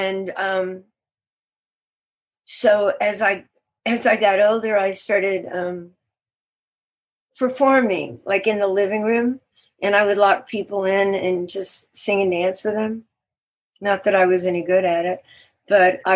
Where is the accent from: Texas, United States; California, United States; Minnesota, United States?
Texas, United States; Beaumont; moved away; I was born in Beaumont, Texas.